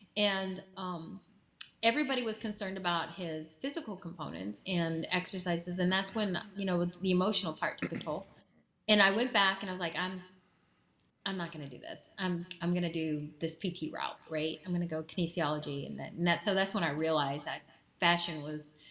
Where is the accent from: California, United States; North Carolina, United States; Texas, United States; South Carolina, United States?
Texas, United States; I'm from Texas. I got strong Texas women in me